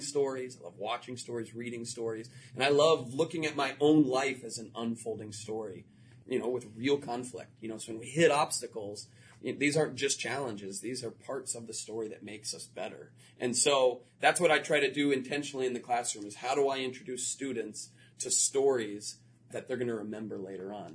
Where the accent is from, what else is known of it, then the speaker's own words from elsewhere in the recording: Florida, United States; moved away; I grew up in Florida